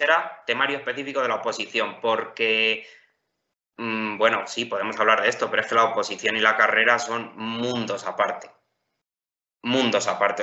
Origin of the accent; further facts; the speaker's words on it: Campo de Criptana, Castilla-La Mancha, Spain; yo soy de Campo de Cristana, de un pueblo de Ciudad Real.